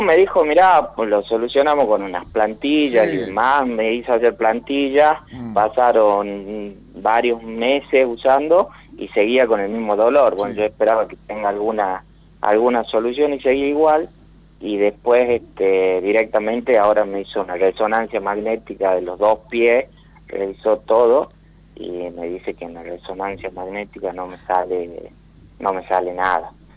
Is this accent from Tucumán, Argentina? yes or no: yes; Tucumán, Argentina; De Tucumán.